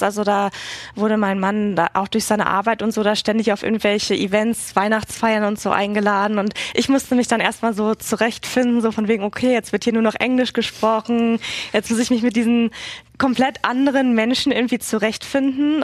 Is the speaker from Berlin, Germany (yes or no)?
yes; Berlin, Germany; born or raised there; moved away as an adult; also born or lived in Barcelona, Spain; now in Washington, D.C., United States